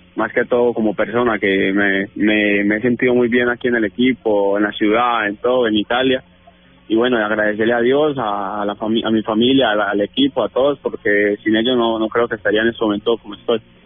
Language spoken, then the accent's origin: Spanish; Colombia; now in Italy; soy colombiano